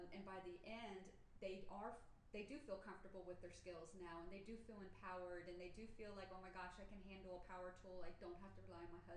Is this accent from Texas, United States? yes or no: no; Orlando, Florida, United States; Growing up in Orlando, both my father and my stepfather were carpenters